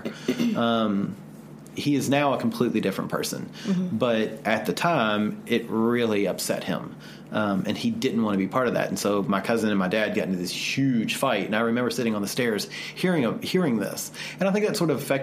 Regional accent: the South, United States; growing up in the South

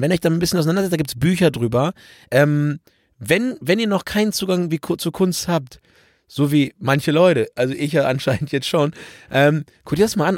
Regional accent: Germany; bei uns in Deutschland

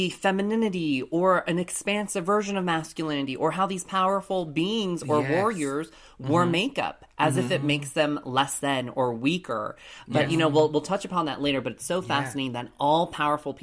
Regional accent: Colorado Springs, Colorado, United States; Growing up in Colorado Springs, Colorado, I was the only lone Asian person growing up in my school

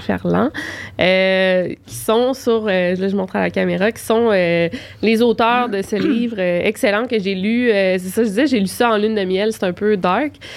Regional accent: Quebec City, Quebec, Canada; j'ai grandi à Québec

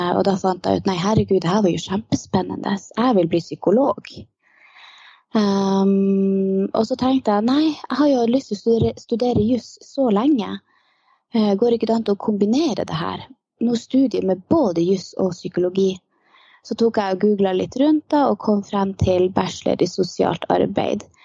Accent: Lakselv, Finnmark, Norway; moved away as an adult; now in Karasjok, Norway; Jeg er opprinnelig ifra Lakselv.

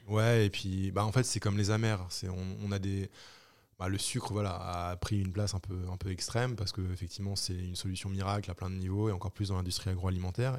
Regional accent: Normandy, France; also born or lived in Brittany; je suis normand, j'ai fait mes études en Bretagne

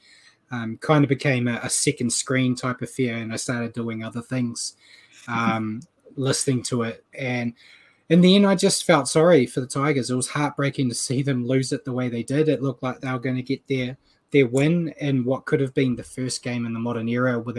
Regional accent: New Zealand; I'm a New Zealander

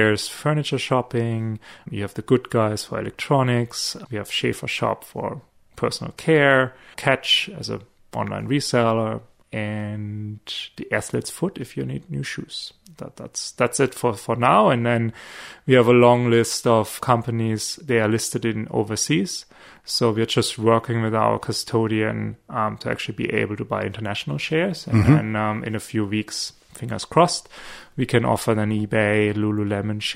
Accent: small town near Stuttgart, Baden-Württemberg, Germany; moved away as an adult; also born or lived in Munich, Germany; now in Australia; I'm not from Munich. Small town near Stuttgart

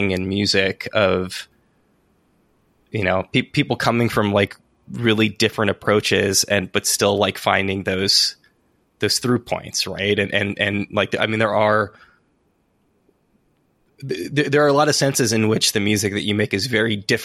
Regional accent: San Francisco, California, United States; moved away as an adult; also born or lived in Santa Cruz; I'm from San Francisco originally.

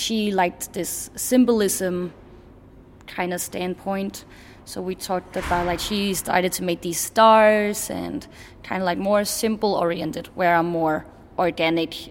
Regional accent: Copenhagen, Capital Region of Denmark, Denmark; moved away as an adult; also born or lived in Bornholm; now in Oslo, Norway; I'm from Copenhagen, but I study on Bornholm

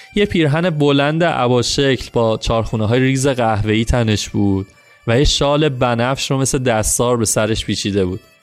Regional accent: Iran; اهل کجایی و تا گفتم ایران

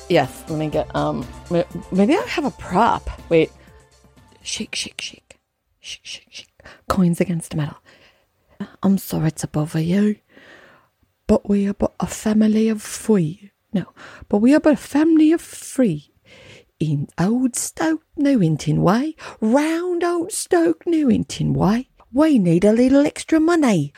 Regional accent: Highland Park, Illinois, United States; we are speaking to you from my hometown of Highland Park, Illinois

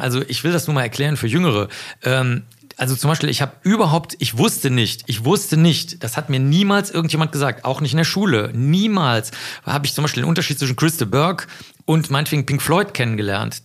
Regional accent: Cologne, North Rhine-Westphalia, Germany; also born or lived in Rosenheim; ich komme ja aus dem Stadtteil Zollstock in Köln

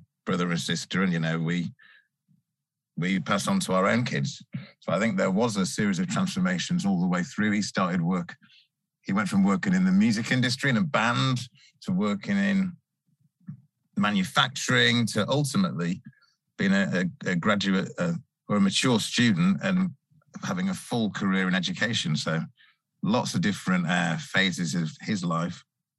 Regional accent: Salford, North West England, United Kingdom; I'm a Mancunian lad. I grew up in Salford in Manchester

